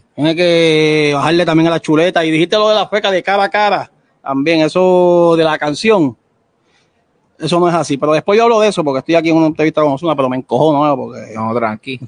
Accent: Puerto Rico; aquí los tres que estamos en el panel, dos, tres somos de PR

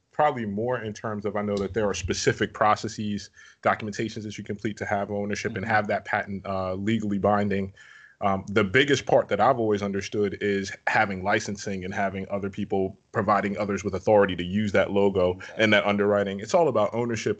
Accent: New York City, New York, United States; now in Virginia, United States; I'm originally from Brooklyn, New York

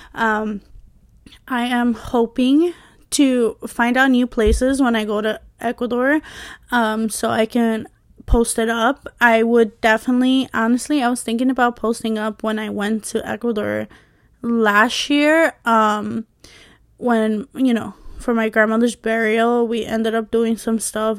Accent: New York, United States; I was born and raised in, um, you know, in New York

